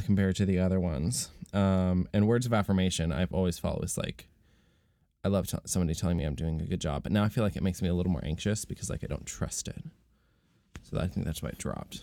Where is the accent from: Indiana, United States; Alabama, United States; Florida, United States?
Florida, United States; I was born in Florida